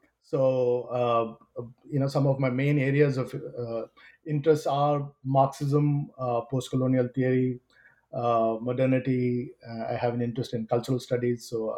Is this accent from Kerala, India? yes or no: yes; Kerala, India; And I'm originally from Kerala. And so the communist movement there seemed like a good fit to explore some of these themes.